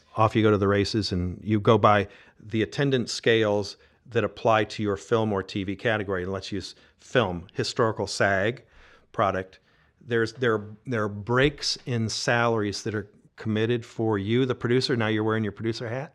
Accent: Georgia, United States; I was from Georgia

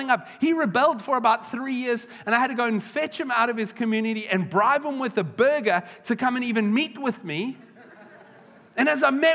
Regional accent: South Africa; now in United Kingdom; I've got to, as a South African

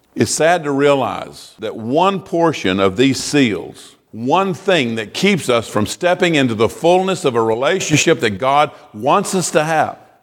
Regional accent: United States; as an American

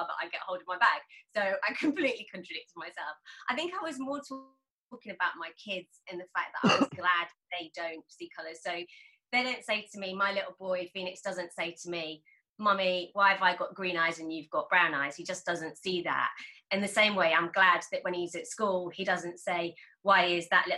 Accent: United Kingdom; born or raised there

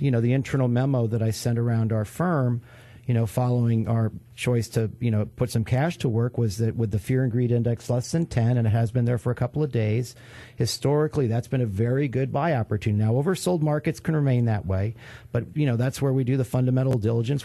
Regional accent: New York, United States; moved away; I'm from New York

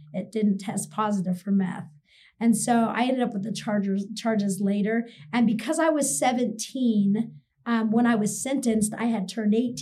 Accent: Idaho, United States; now in Utah, United States; I'm from Idaho

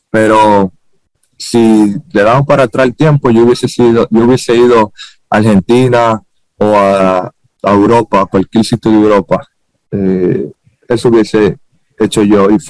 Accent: Dominican Republic; Todo sale de mí porque yo me crié y nací en Dominicana, ¿me entiendes? Y me siento muy orgulloso de, venir

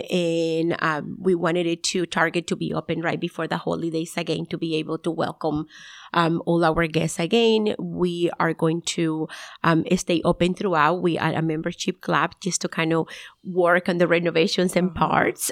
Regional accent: Nicaragua; moved away; So I'm from originally from Nicaragua, and then I moved to North

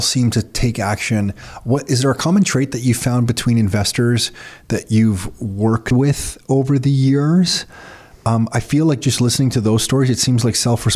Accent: Mississauga, Ontario, Canada; growing up in Mississauga

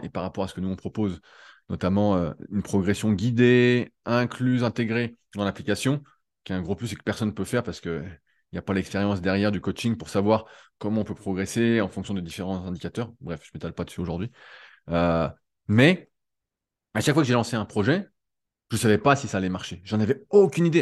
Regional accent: France; en tant que Français

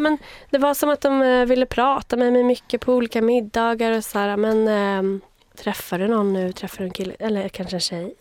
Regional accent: Vaxholm, Stockholm County, Sweden; also born or lived in Uppsala; Jag är född i Uppsala, uppvuxen utanför Stockholm, i Vaxholm

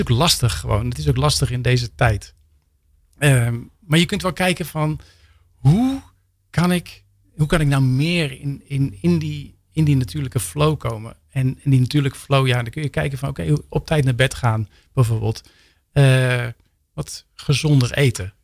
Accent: Rotterdam, South Holland, Netherlands; In Rotterdam, delshaven

